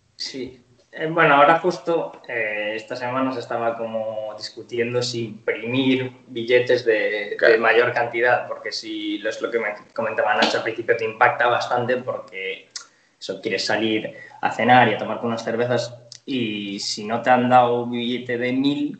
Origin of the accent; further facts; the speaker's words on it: Spain; moved away as an adult; now in Buenos Aires, Argentina; como nosotros que venimos de España